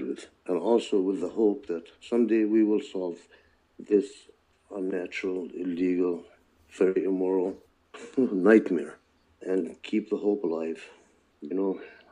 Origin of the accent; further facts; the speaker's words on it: Chicago, Illinois, United States; English is a second language; also born or lived in Ramallah, Palestine; where we resided was the back of the yards on the south side of Chicago